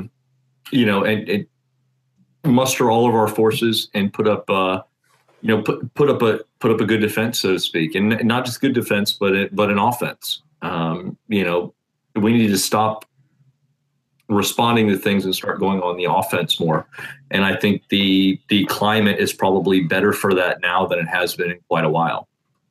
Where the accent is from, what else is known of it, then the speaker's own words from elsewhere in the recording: Indiana, United States; I am from Indiana.